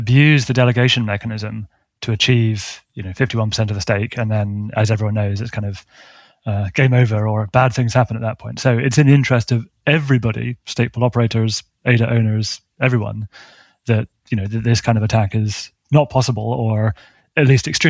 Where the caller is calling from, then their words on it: London, United Kingdom; I'm in London, where it's also actually a nice sunny day